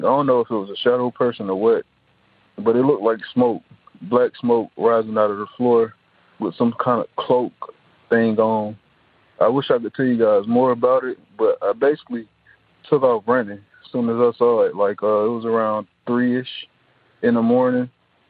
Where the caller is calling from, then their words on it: Atlanta, Georgia, United States; I'm calling from Atlanta, Georgia.